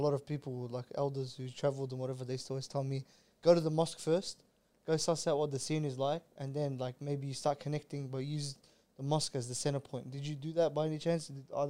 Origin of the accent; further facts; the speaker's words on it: Australia; I go, I'm Lebanese. He's number what country? Because you don't speak. I go, I'm from Australia.